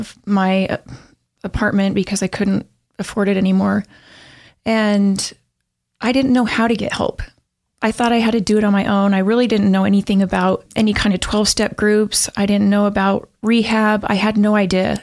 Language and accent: English; Pocatello, Idaho, United States; I grew up in Pocatello